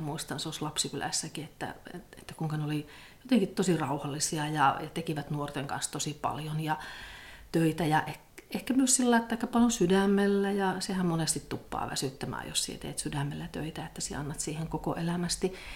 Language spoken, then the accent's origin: Finnish; Pello, Lapland, Finland; moved away as an adult; now in Rovaniemi, Finland; minun juuret on siellä Torniokilaaksossa. Että mä olen syntynyt, syntynyt semmoisessa pienessä kylässä Pellon kunnassa ja ja sieltä sitten lähtenyt, lähtenyt opiskelemaan